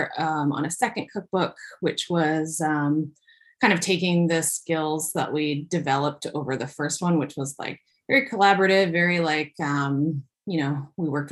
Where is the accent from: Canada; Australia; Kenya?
Canada; Sarnia, Ontario; moved away as an adult; also born or lived in New Brunswick / Vancouver; I'm actually from Ontario, from Sarnia, Ontario.